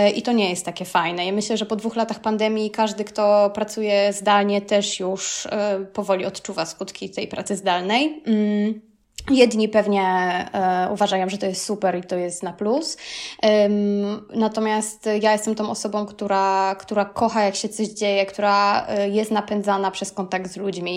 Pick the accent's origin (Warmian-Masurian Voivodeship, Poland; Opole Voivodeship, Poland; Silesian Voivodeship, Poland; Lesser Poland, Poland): Lesser Poland, Poland; Kraków; moved away as an adult; also born or lived in Rome, Italy; now in Italy; jestem z Krakowa